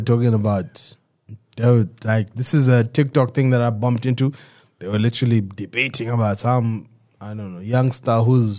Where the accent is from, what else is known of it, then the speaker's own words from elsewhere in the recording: Zambia; where are you from? I was like, Zambia.